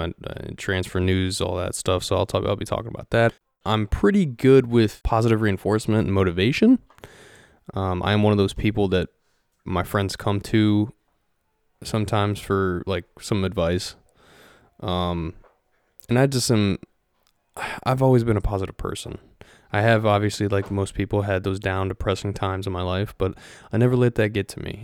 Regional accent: Ohio, United States; moved away as an adult; now in Florida, United States; I am originally from Ohio. Uh, raised there for twenty-three years and then moved down to Florida, which is where I'm at now

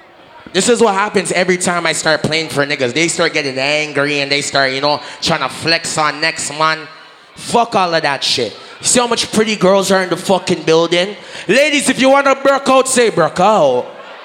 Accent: Portmore, Saint Catherine, Jamaica; I'm from Portmore, that's in JA.

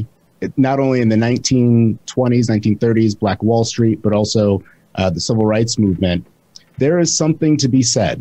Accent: Michigan, United States; moved away as an adult; now in Indiana, United States; I'm from Michigan. My family is from Georgia and Mississippi.

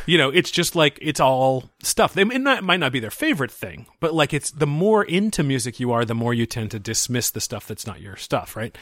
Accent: Seattle, Washington, United States; I grew up in the Seattle area

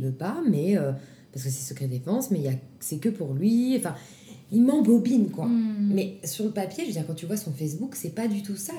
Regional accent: Grenoble, Auvergne-Rhône-Alpes, France; moved away as an adult; now in Paris, France; je viens de Grenoble

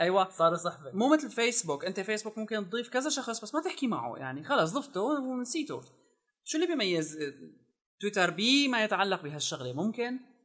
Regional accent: Syria; نحن عندنا بسوريا

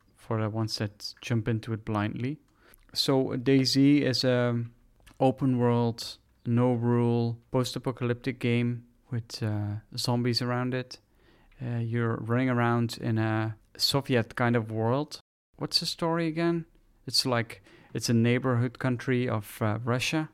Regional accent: Netherlands; English is a second language; I'm from the Netherlands

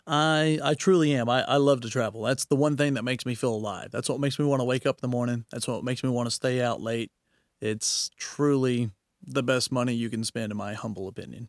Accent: Knoxville, Tennessee, United States; now in Oklahoma City, United States; when I was real young, I grew up in Knoxville, Tennessee

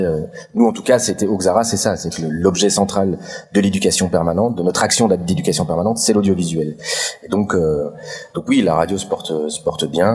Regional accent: Belgium; je viens de Belgique

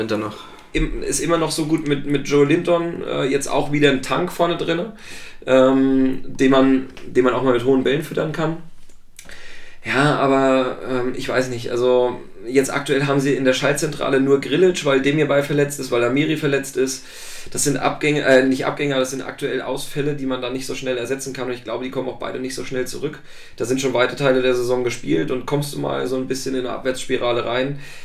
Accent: Thuringia, Germany; moved away; ich komme ursprünglich aus Thüringen

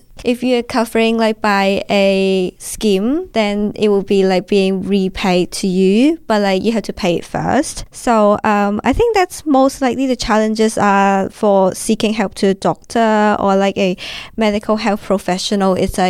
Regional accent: Hong Kong; English is a second language; moved away as an adult; now in Australia; When I'm back to my hometown in Hong Kong

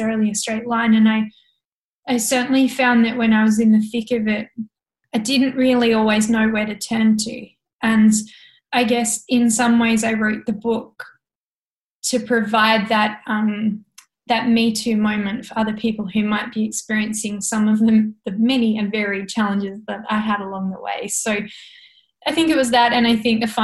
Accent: south of Hobart, Tasmania, Australia; I grew up on an organic hobby farm about half an hour south of Hobart

